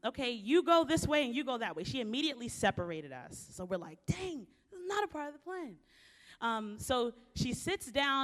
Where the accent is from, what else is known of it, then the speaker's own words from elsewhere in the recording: Baltimore, Maryland, United States; I was born and raised in Baltimore, Maryland, inner city